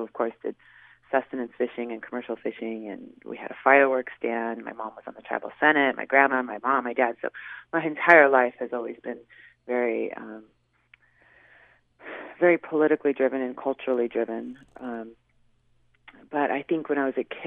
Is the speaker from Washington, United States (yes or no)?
yes; Swinomish Reservation, Washington, United States; also born or lived in Seattle; I grew up in the Sunamish tribe with my mom and my dad